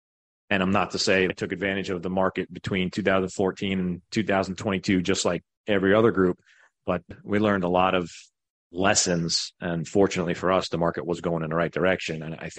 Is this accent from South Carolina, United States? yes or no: yes; Greenville, South Carolina, United States; but we're from Greenville, South Carolina.